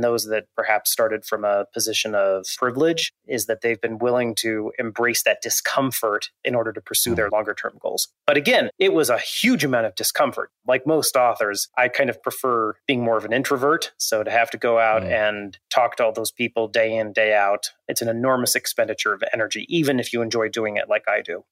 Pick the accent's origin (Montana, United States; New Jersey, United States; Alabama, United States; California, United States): Montana, United States; I grew up in Montana, uh, still live there, in fact, not too far from my childhood